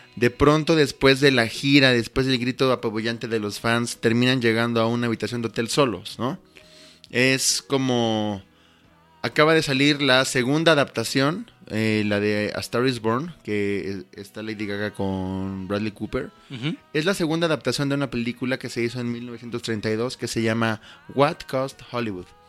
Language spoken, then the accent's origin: Spanish; Mexico; como mexicanos